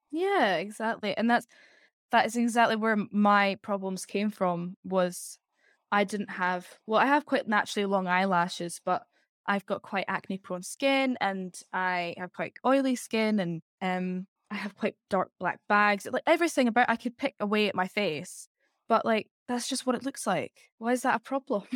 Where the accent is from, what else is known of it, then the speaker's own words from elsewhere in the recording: Edinburgh, Scotland, United Kingdom; now in London, United Kingdom; I'm from Edinburgh in Scotland, so the capital of Scotland, but moved capital to capital.